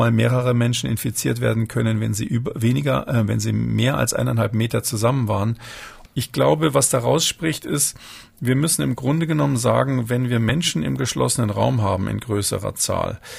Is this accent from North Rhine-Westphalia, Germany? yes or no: no; Munich, Bavaria, Germany; born there; ich bin in München geboren